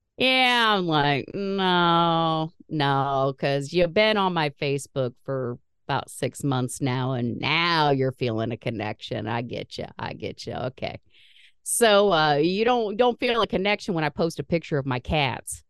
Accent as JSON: {"language": "English", "region": "Indiana", "country": "United States", "said": "We're from Indiana"}